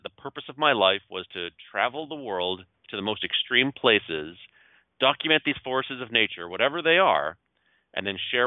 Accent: Gatineau, Quebec, Canada; moved away as an adult; also born or lived in Toronto; I grew up in Hull, Quebec, ended up moving to Toronto when I was 19 or 20

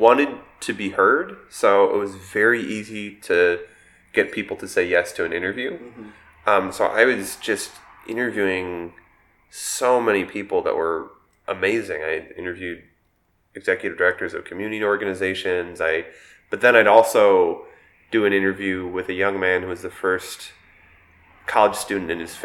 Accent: Milwaukee, Wisconsin, United States; I grew up in Milwaukee. I went to all Milwaukee public schools

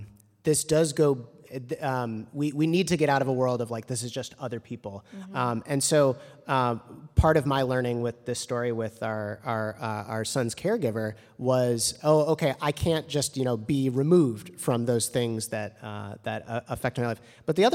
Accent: Evanston, Illinois, United States; it's like one of the largest employers in the town that I grew up in Evanston.

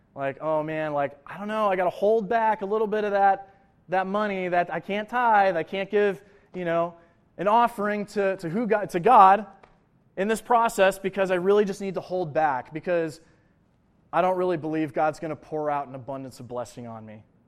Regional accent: Buffalo, New York, United States; moved away as an adult; also born or lived in Lawrence, Kansas; I'm from Buffalo, New York.

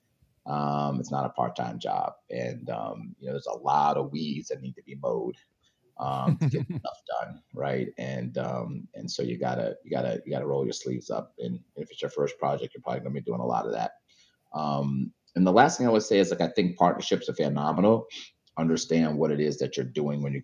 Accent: New York, United States; I'm from New York

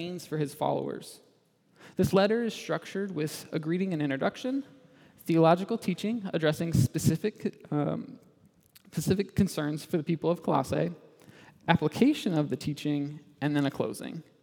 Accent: Indiana, United States; moved away as an adult; also born or lived in Michigan; I grew up in Indiana

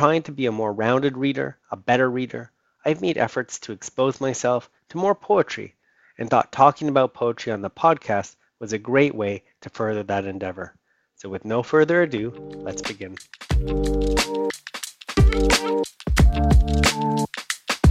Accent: Chile; moved away; I'm from Chile

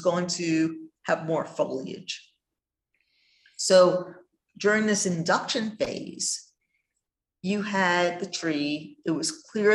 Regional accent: New York, United States; I grew up in New York in cold winters

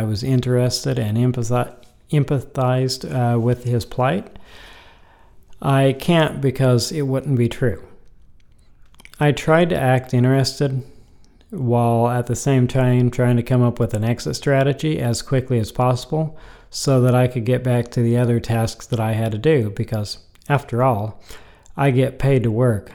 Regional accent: Topeka, Kansas, United States; I was born in Topeka, Kansas

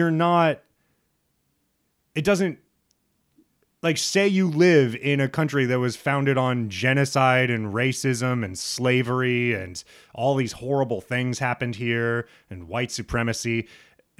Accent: Lincoln, Nebraska, United States; moved away; also born or lived in Brooklyn; I grew up in Lincoln, Nebraska, so most of the schools are kind of predominantly white

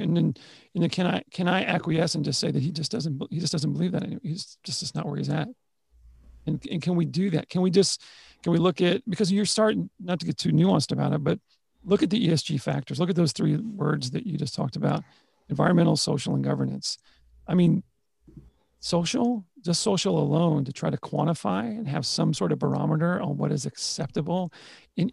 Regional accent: Texas, United States; I'm from Texas.

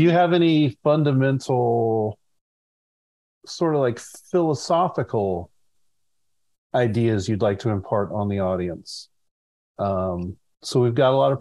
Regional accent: California, United States; I'm a Californian at heart

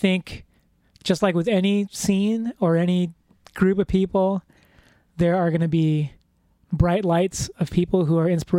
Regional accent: Chicago, Illinois, United States; I grew up, I'm first generation here in America, and I was born in Chicago

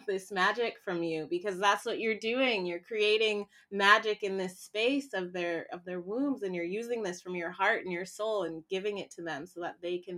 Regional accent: Canada; moved away as an adult; also born or lived in Haiti / Toronto, Canada; I was born in Haiti, lived there for about 2 years, and was adopted out into a Canadian family

